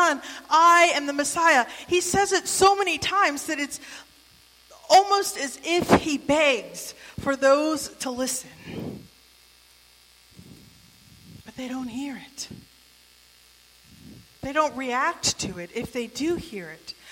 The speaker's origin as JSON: {"language": "English", "country": "United States", "tie": "born or raised there", "moved": "yes", "lives_now": "Michigan, United States", "said": "I grew up in the West Virginia, Western Maryland Senate"}